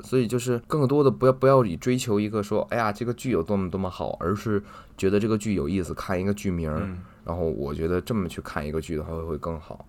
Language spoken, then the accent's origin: Chinese; Beijing, China; 我们北京人平常没事儿的时候会溜达着会去哪些地方啊